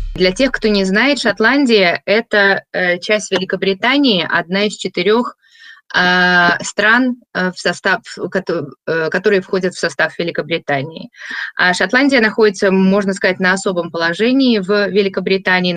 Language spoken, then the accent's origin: Russian; Minsk, Belarus; now in Scotland, United Kingdom; Я родом из Минска, Э, уехала очень давно